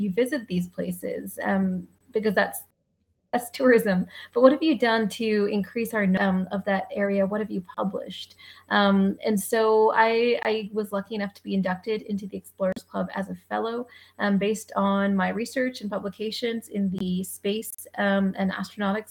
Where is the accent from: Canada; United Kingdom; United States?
Canada; I'm a Canadian by background. This is where I grew up